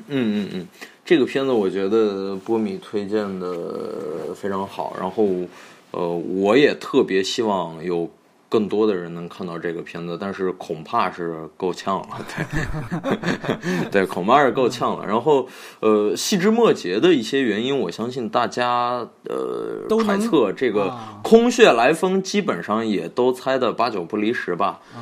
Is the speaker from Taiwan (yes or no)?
no; Beijing, China; 用我们北京话说